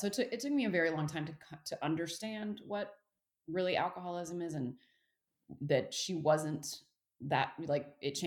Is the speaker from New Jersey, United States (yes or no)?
no; Texas, United States; also born or lived in Fort Worth, Texas / Houston, Texas / California; I'm born and raised in Texas